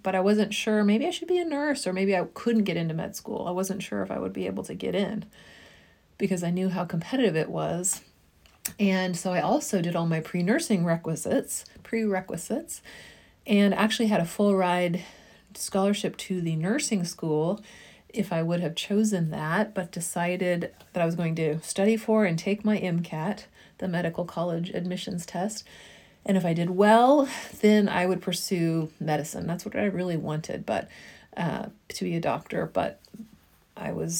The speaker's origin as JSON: {"language": "English", "town": "Topeka", "region": "Kansas", "country": "United States", "tie": "born or raised there", "also_born_or_lived": "New Haven, Connecticut", "moved": "as an adult", "said": "I was born and raised in Topeka, Kansas"}